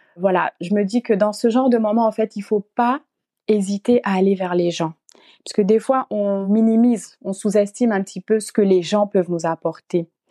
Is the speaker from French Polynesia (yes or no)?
no; Gabon; moved away as an adult; now in France; je suis originaire du Gabon. Et euh, je suis arrivée donc en France euh, toute seule